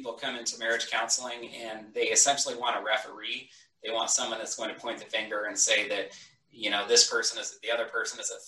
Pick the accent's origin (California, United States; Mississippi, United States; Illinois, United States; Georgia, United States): California, United States; Northern; moved away as an adult; also born or lived in Southwest Washington; now in Washington, United States; My wife and I grew up in Northern California together. That's where we spent most of our lives before coming to Washington